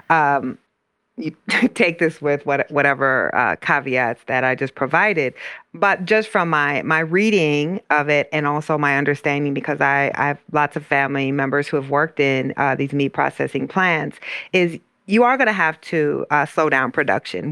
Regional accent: Iowa, United States; the plant uh, in my hometown is in Iowa

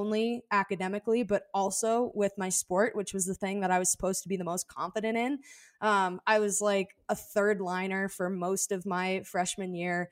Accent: Arizona, United States; here in Arizona when I was younger

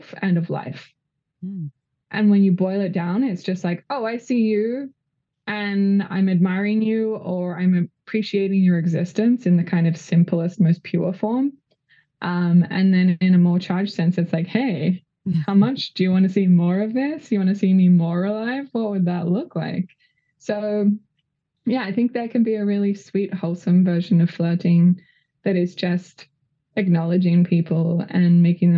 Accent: Australia; moved away as an adult; also born or lived in California; now in Los Angeles, United States; I'm Australian, but came to California to do a training in sex education, I think nearly 8 years ago

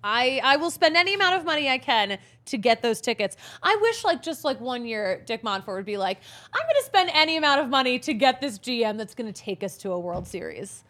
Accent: East Coast, United States; moved away; we grew up on the East Coast

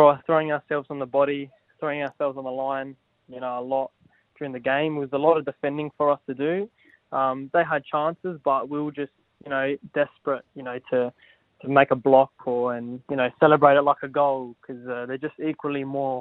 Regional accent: Adelaide, South Australia, Australia; I was obviously from Adelaide, and I grew up playing for Croydon Kings in my junior days

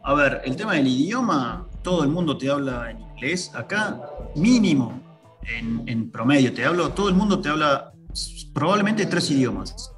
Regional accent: Argentina; moved away as an adult; now in India; soy de Argentina

